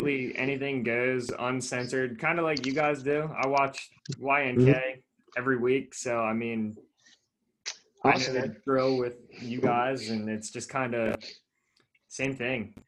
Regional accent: Manheim, Pennsylvania, United States; also born or lived in Pittsburgh; I'm from Mannheim, which is a small town in Lancaster, like 15, 20 minutes outside of Lancaster City.

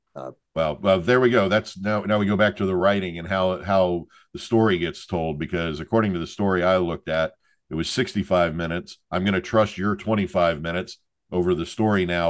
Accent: Southern United States, United States; now in Florida, United States; We're Southerners

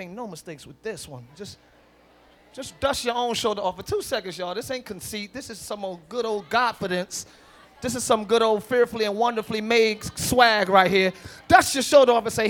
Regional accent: Camden, New Jersey, United States; I'm from Camden

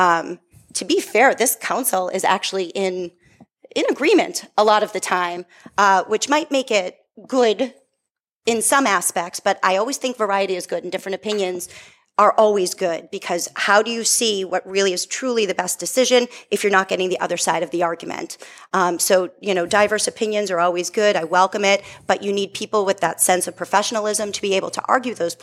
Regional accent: Methuen, Massachusetts, United States; I have lived in Methuen my entire life. I grew up on the West End

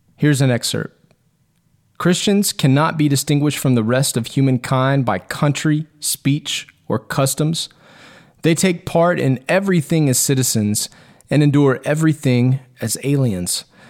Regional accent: Texas, United States; my rights as a Texan

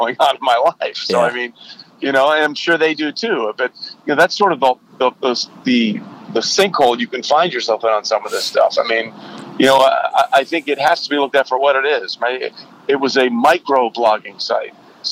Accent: Connecticut, United States; my family's from Texas, and I grew up in Connecticut.

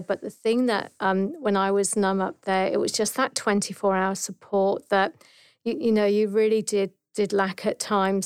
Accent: Dorset, South West England, United Kingdom; moved away as an adult; now in Australia; I'm actually from, um, Dorset in the south coast of England

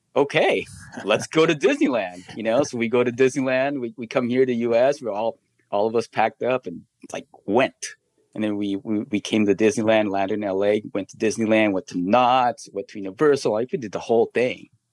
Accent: Philippines; now in United States; we grew up in the Philippines

